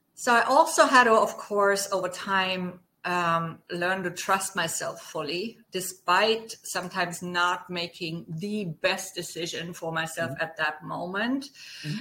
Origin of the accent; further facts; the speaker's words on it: Germany; accent: German; English is a second language; moved away; as my accent may have given away, I'm German. so I grew up on a small farm